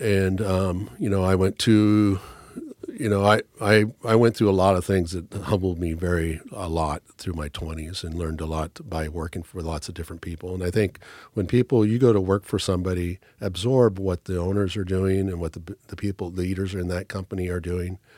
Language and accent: English; Newport, Oregon, United States; I was born and raised in Newport, Oregon